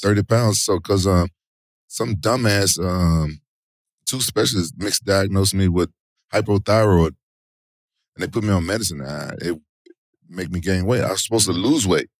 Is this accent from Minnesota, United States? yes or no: no; Memphis, Tennessee, United States; moved away as an adult; also born or lived in Japan; I'm from Memphis, and my oldest brother was a big pro wrestling fan. So, it was like I, I grew up watching them